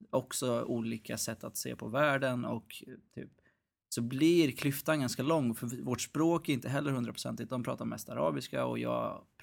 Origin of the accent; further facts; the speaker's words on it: Norrköping, Östergötland, Sweden; accent: Östgöta dialect; Jag är från Norrköping, så det är lite så här grann, grannstad